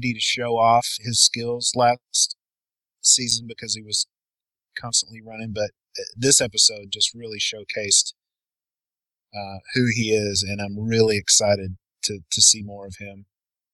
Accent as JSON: {"language": "English", "region": "the South", "country": "United States", "accent": "Southern", "said": "my Southern accent comes out a little bit"}